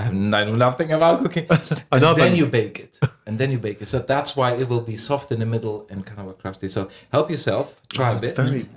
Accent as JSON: {"language": "English", "country": "Germany", "tie": "born or raised there", "second_language": "English", "said": "So, especially when I grew up in Germany, pretzels are the thing."}